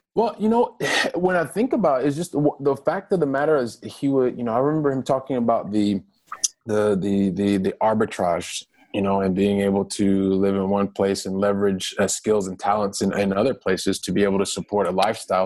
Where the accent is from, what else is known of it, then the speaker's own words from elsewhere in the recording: Columbus, Ohio, United States; moved away; I'm a guy from Columbus, Ohio, from the from the Midwest